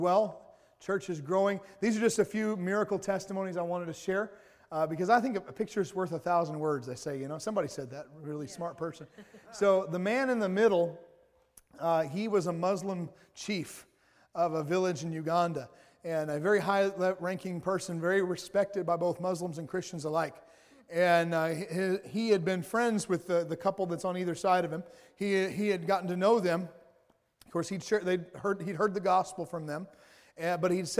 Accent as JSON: {"language": "English", "region": "the South", "country": "United States", "said": "I'm from the South, so we say y'all."}